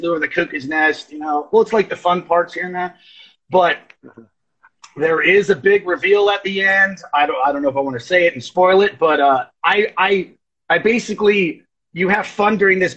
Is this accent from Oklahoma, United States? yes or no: yes; Oklahoma, United States; I'm Choctaw from Oklahoma